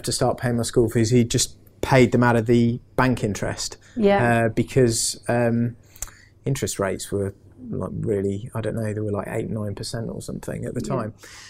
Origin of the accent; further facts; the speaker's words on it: Singapore; born there; also born or lived in Indonesia; So I was born in Singapore, and then we lived in Indonesia